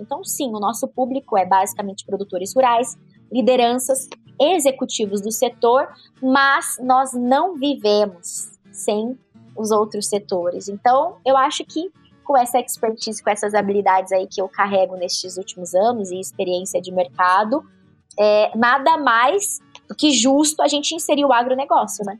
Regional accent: interior of São Paulo, Brazil; accent: caipira; moved away as an adult; also born or lived in Chicago; now in São Paulo, Brazil; me formei em jornalismo no interior de São Paulo. E nasci no interior, né? Então a gente é da roça, a gente é do interior, a gente é caipira

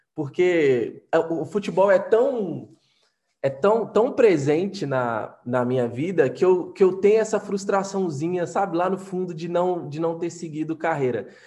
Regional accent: Minas Gerais, Brazil; eu, como mineiro, né, mineiro é muito desconfiado por natureza

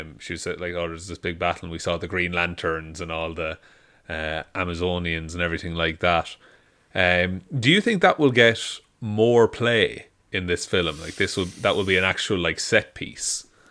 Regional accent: Ireland; being Irish

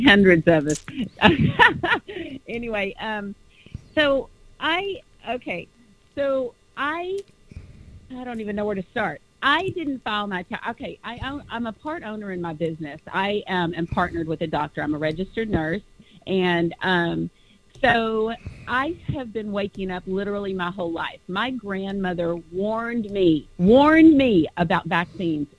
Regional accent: Dallas, Texas, United States; also born or lived in California; now in Huntington Beach, United States; I actually was born here. I was raised in Texas, but I was born here in California

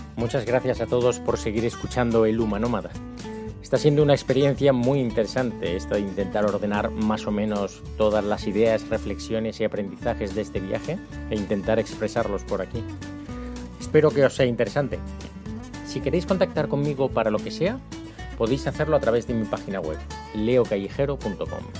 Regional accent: Spain; moved away; soy de España

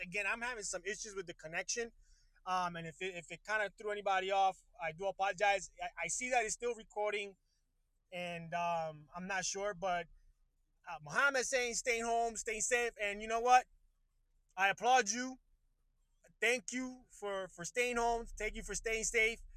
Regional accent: Puerto Rico; now in Miami, United States; I'm originally from Puerto Rico, my friend, and right now I live of uh, Miami, Florida

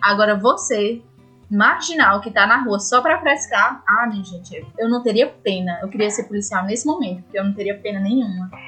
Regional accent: Ceará, Brazil; moved away; minha cidade natal tá lá, tem, é no Ceará

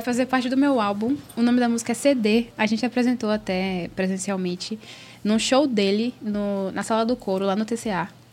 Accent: Salvador, Bahia, Brazil; moved away as an adult; Eu era de Salvador, sempre fui de Salvador, nasci e fui criada em Salvador

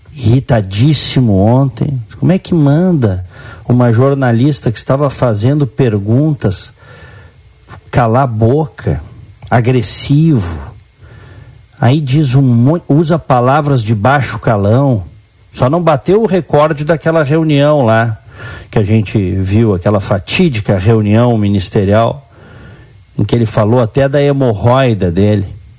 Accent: Brazil; eu, como brasileiro

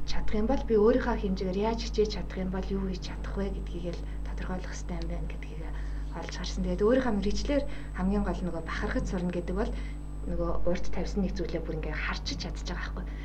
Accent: Mongolia; moved away as an adult; also born or lived in South Korea; Зарим үед нөгөө Монгол гадаад оюутан гэдгээрээ нэг жаахан хавчигдах зүйлсүүд байна.

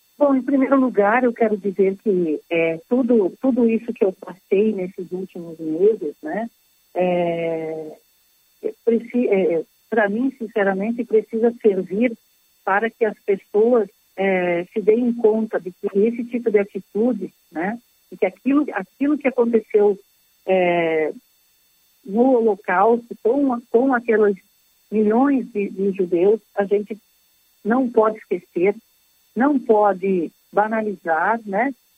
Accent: Canoas, Rio Grande do Sul, Brazil; also born or lived in Porto Alegre; eu sou natural de Canoas

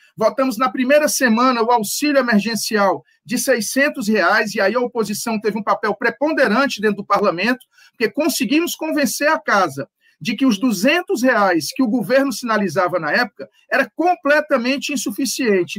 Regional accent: Northeast Brazil, Brazil; nós três, que somos nordestinos

